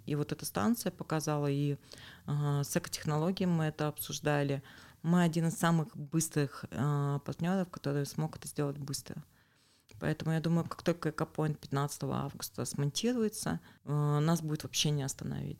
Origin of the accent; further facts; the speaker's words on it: Urals, Russia; мы, уральцы